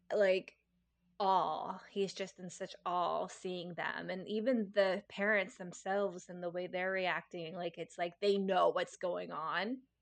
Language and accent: English; United States; as an American